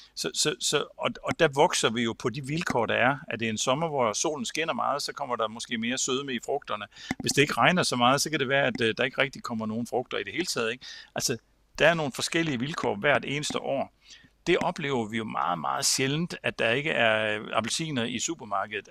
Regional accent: Samsø, Central Denmark Region, Denmark; Samsø, hvor jeg kommer fra

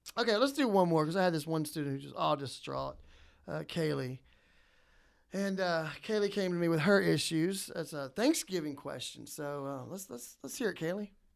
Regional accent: New Orleans, Louisiana, United States; I'm from New Orleans

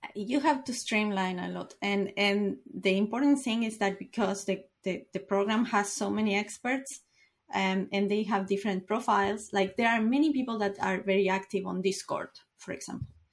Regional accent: Uruguay; I am from Uruguay

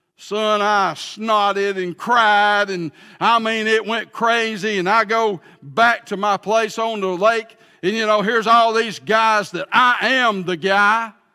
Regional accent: Pell City, Alabama, United States; also born or lived in Huntsville, Alabama; I am from Pell City, Alabama

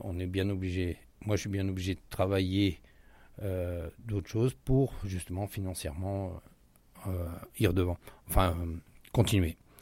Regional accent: France; moved away as an adult; now in Rio de Janeiro, Brazil; on est français

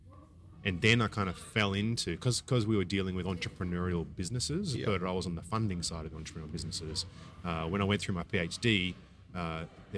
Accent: Montrose, Victoria, Australia; also born or lived in Oshkosh, Wisconsin; I grew up in Melbourne, outer eastern suburbs of Melbourne, a little town called Montrose.

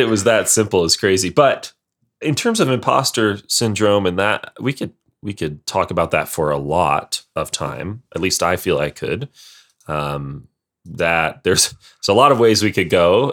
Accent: Montana, United States; I'm from Montana

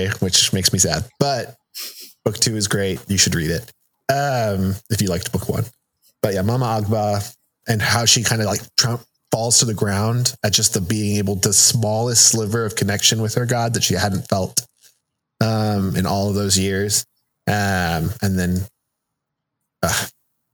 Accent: United States; first language Spanish; English is a second language; growing up in the United States and going to school in English and being told I can't speak Spanish at school

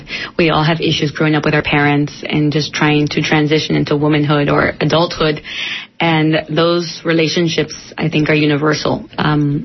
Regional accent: San Francisco, California, United States; born or raised there; also born or lived in San Diego, California

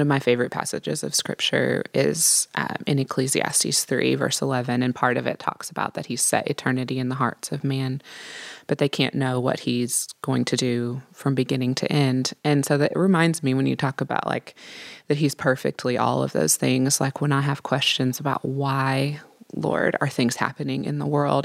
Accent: Midwest, United States; I'm from the Midwest

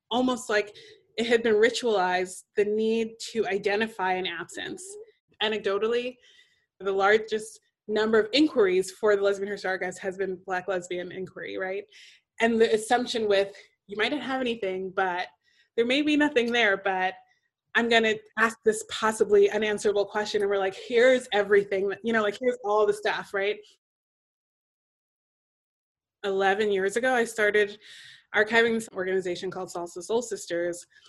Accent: New York City, New York, United States; I'm from Brooklyn, and since I'm from Brooklyn and have lived there most of my life

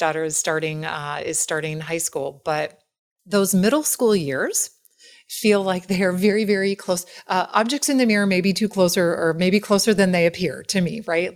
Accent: Wisconsin, United States; I'm from Wisconsin

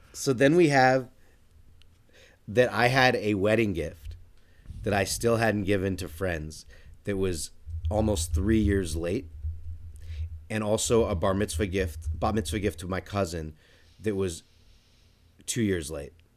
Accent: United States; as an American

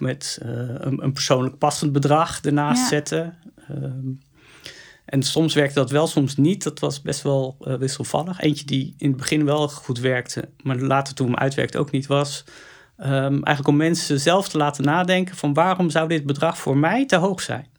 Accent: Netherlands; we als Nederlanders

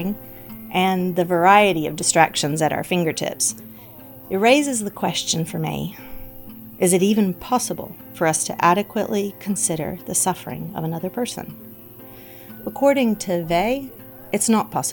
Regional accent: the American South, United States; I grew up in the American South

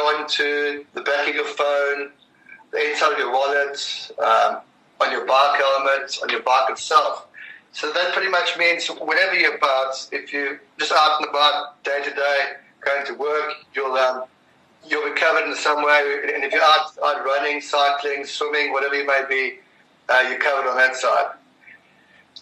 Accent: South Africa; I'm a South African

